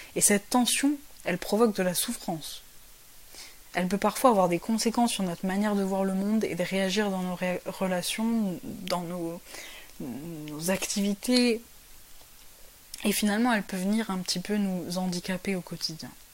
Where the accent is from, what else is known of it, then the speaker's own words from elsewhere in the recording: France; also born or lived in Paris / south of France / Portugal (ancestry); je suis française avec des origines portugaises.